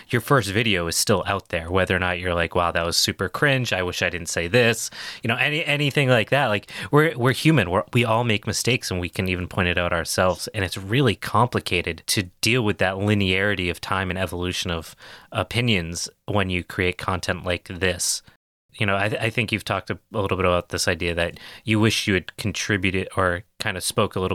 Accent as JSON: {"language": "English", "region": "New England", "country": "United States", "accent": "New England", "said": "So I'm from New England. My parents have very thick accents"}